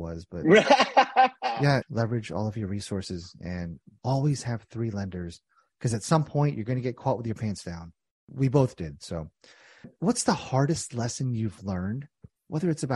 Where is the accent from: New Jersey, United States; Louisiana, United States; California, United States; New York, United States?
New Jersey, United States; I'm a hothead from Jersey